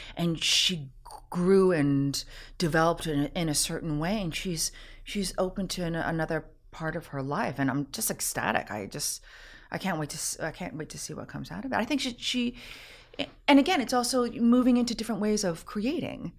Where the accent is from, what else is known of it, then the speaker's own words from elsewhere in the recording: Canada; being Canadian myself.